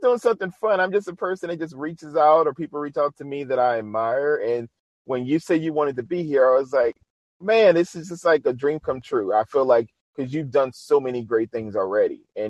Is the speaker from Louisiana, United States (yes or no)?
yes; New Orleans, Louisiana, United States; my hometown, New Orleans, Louisiana.